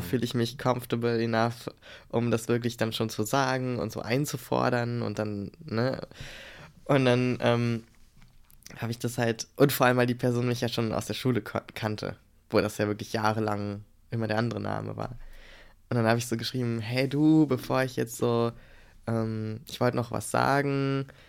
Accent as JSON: {"language": "German", "country": "Germany", "said": "wir als äh, Deutsche"}